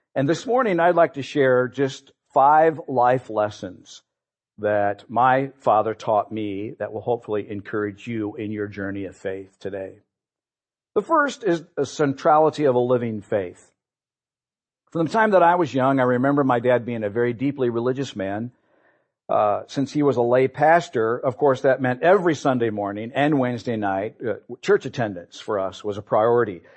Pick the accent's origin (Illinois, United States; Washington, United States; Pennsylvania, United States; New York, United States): Illinois, United States; Peoria; We grew up here in Peoria